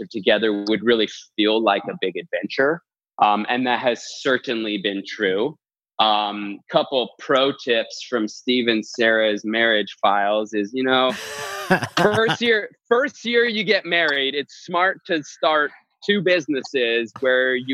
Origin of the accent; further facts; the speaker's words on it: Edmonton, Alberta, Canada; moved away as an adult; also born or lived in Los Angeles; I grew up in Edmonton, Alberta, Canada, and had lived there till I was about 21.